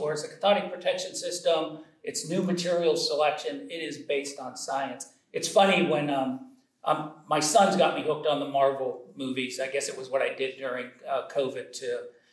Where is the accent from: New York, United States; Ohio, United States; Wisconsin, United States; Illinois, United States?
Ohio, United States; Youngstown; I grew up in Northeast Ohio, just outside of Youngstown, Ohio